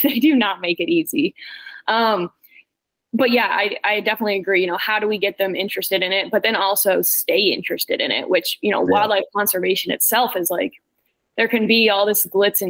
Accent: Maine, United States; moved away; I'm from Maine. I'm not from the Southeast.

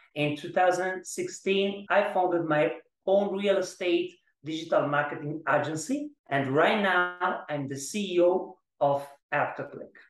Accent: Italy; English is a second language; moved away as an adult; also born or lived in Florence, Italy / Madrid, Spain / Panama; I'm from Italy. Uh, I live in, uh, in, in Florence

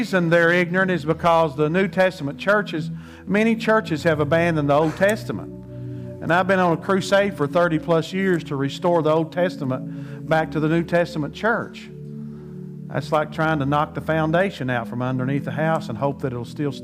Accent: United States; I speak that as American

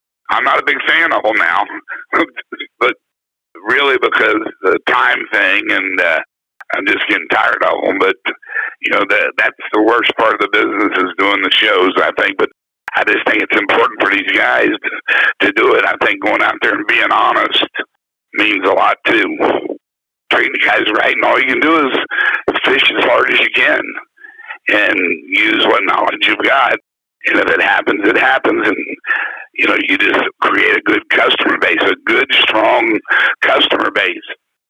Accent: United States; I'm from the St. Croix River.

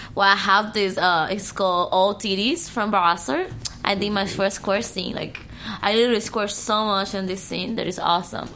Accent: Cuba; English is a second language; moved away; I was born and raised in Cuba, but I prefer speaking English.

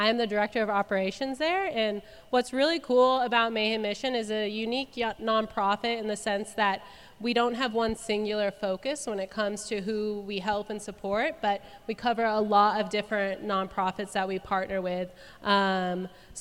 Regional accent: Arizona, United States; moved away as an adult; now in Cookeville, United States; I was born and raised in Arizona, and I've lived in Cookeville for the last, I think, almost 5 years

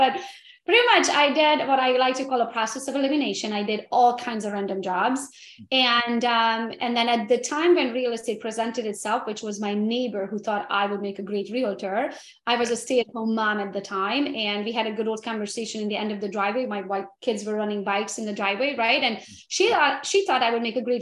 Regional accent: Transylvania, Romania; now in United States; I'm from Romania, Transylvania originally. And back in the day, it was communism when I was born

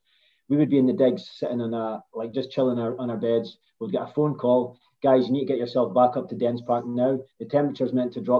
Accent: Aberdeen, Scotland, United Kingdom; I'm from Aberdeen

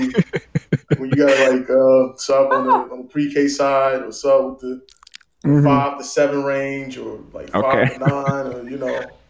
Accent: Newark, New Jersey, United States; I reside in Newark and I'm from Newark. I was born in Newark

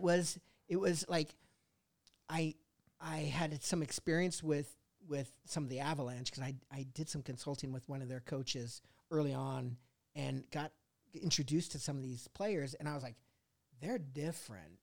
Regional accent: Colorado, United States; also born or lived in Indiana; Moved to Colorado and, and s, you know, grew up there

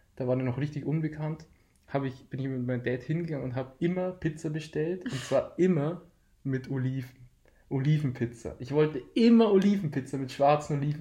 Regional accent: Deggendorf, Bavaria, Germany; wir kommen aus Deckendorf

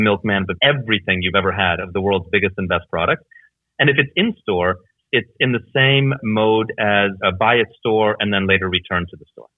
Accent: Canada; moved away as an adult; also born or lived in Hungary / Germany / Netherlands / Belgium; I effectively grew up there

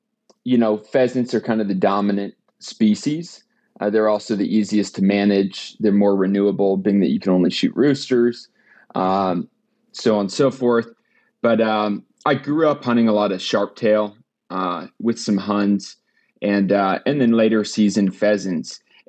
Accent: Great Falls, Montana, United States; You know, I grew up in Great Falls, Montana, the majority of my life.

